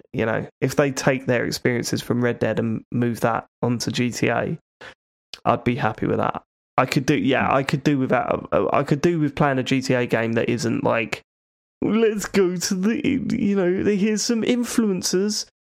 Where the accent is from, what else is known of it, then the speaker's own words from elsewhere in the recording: Croydon, London, United Kingdom; I went to school in Croydon. I know Croydon very well